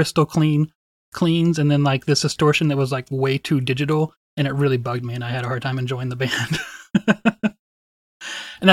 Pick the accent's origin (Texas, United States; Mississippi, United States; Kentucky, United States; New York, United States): Texas, United States; Wichita Falls; also born or lived in College Station; Wichita Falls, which is my hometown